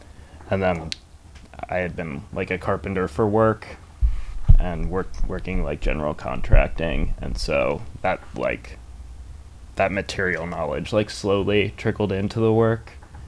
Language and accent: English; Maryland, United States; I'm from Maryland, yeah.